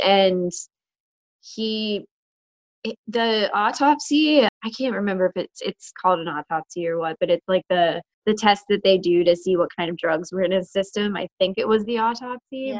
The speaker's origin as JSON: {"language": "English", "town": "Butler", "region": "Pennsylvania", "country": "United States", "tie": "born or raised there", "also_born_or_lived": "New York City", "moved": "as an adult", "lives_now": "Pittsburgh, United States", "said": "I was born and raised in Butler, PA"}